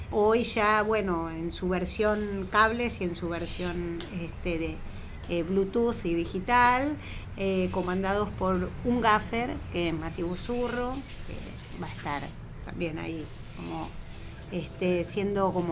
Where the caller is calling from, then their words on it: Belgrano, Buenos Aires, Argentina; Hola, soy … de Belgrano y tengo una pregunta para Marlene.